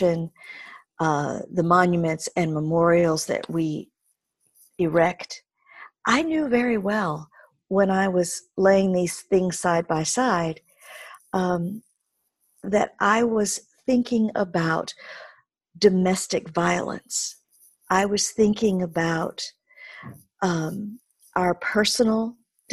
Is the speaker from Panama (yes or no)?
no; Mississippi, United States; moved away; growing up in Mississippi in the early part of my life, with my mother's extended family